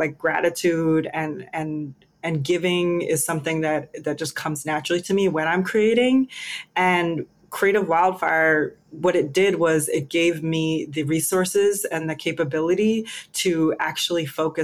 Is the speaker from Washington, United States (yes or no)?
yes; Seattle, Washington, United States; moved away as an adult; now in Oakland, United States; I was born and raised in Seattle, Washington, in the city of Seattle. I grew up on Capitol Hill